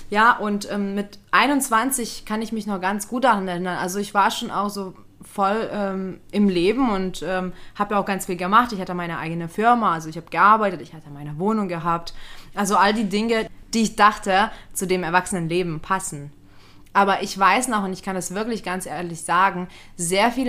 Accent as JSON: {"language": "German", "country": "Lithuania", "tie": "born or raised there", "moved": "yes", "said": "weil ähm, ich bin als Kind in Litauen aufgewachsen und wir hatten sowas nicht wie WGs."}